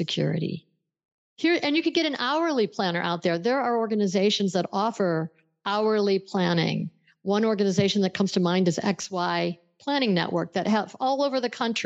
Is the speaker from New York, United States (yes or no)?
yes; Buffalo, New York, United States; I grew up in Buffalo, New York, which straddles the Canadian border and the state of New York